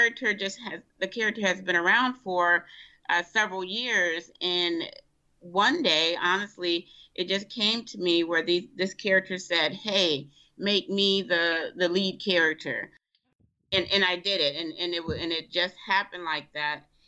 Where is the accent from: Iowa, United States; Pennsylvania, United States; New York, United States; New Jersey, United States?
New York, United States; Rochester; also born or lived in Bogalusa, Louisiana; I wasn't actually born in Rochester